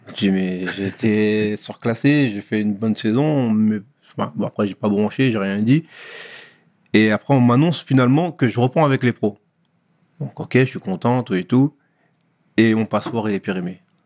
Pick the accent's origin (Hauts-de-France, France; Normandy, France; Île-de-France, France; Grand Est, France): Île-de-France, France; Pierrefitte-sur-Seine; also born or lived in Sarcelles; je suis né à Sarcelles, mais euh, j'ai grandi à Pierrefitte